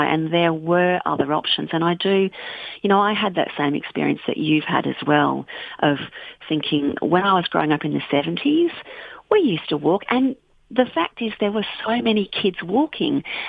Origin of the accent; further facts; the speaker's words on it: Bendigo, Victoria, Australia; now in Western Australia, Australia; I grew up near Bendigo in central Victoria